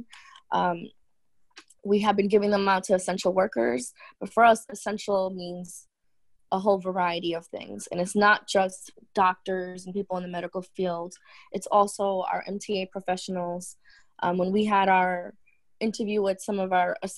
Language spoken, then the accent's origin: English; New York City, New York, United States; we're from Queens, New York, and initially this was a hot zone out here, especially where we live.